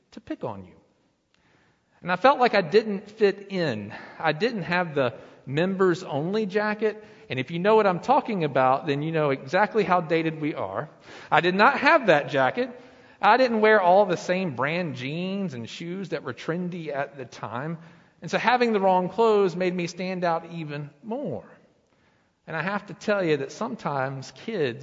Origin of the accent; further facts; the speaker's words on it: Lenoir, North Carolina, United States; now in Blowing Rock, United States; But I was born in Lenoir, North Carolina. I lived there. I went to school through the fifth grade, and then my family, my father, remarried, and we moved up here to Blowing Rock